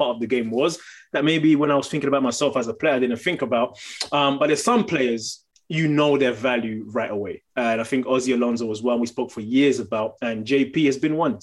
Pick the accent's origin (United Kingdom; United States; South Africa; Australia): United Kingdom; England; moved away; I grew up in England